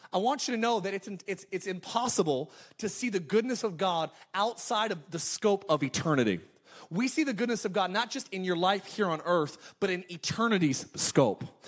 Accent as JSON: {"language": "English", "region": "California", "country": "United States", "tie": "born or raised there", "moved": "yes", "said": "I'm actually from California"}